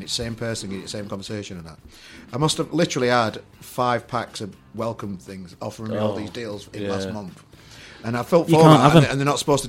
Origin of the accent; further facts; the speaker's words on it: Sheffield, Yorkshire and the Humber, United Kingdom; I'm from Gleeless Town End originally.